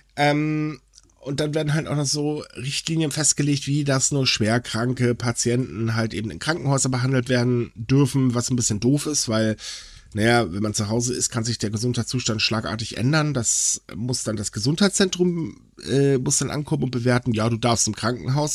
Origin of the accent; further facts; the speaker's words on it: Northern Germany, Germany; now in North Rhine-Westphalia, Germany; ich bin Norddeutscher